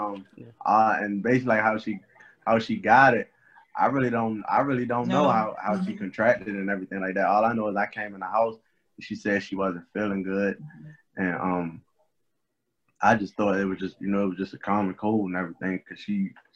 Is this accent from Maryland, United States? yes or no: yes; Baltimore, Maryland, United States; growing up in Baltimore, it's crazy